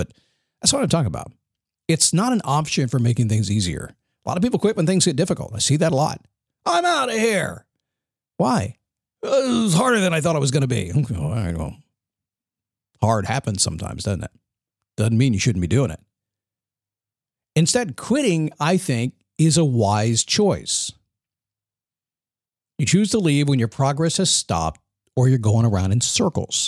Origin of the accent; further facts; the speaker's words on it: United States; being an American